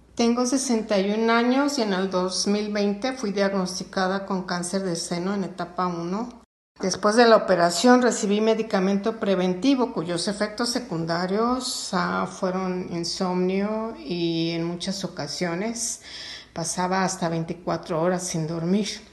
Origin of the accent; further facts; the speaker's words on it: Sonora, Mexico; en Sonora, de donde yo soy